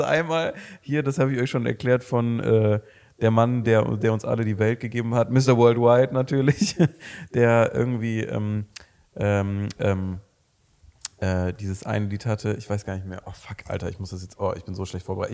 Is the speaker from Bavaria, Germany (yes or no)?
no; Mönchengladbach, North Rhine-Westphalia, Germany; wir kommen beide aus Mönchengladbach